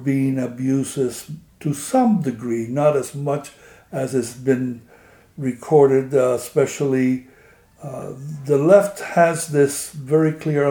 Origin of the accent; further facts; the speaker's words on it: Havana, Cuba; moved away as an adult; now in United States; I was born in Havana, Cuba in 1944. We had a very large family